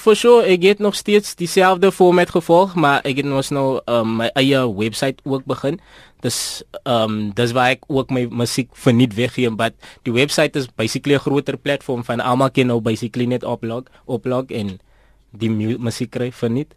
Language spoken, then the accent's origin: Afrikaans; Port Elizabeth, Eastern Cape, South Africa; ek is van PE, uh, Port Elizabeth, Bloemendal